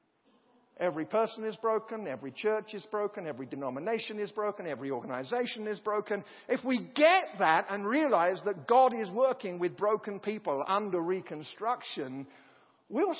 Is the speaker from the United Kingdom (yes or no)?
yes; United Kingdom; as a British person